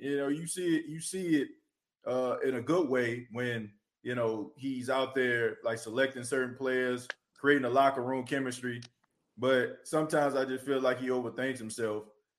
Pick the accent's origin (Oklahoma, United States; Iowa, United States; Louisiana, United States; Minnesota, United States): Louisiana, United States; New Orleans; being a native, born and raised in New Orleans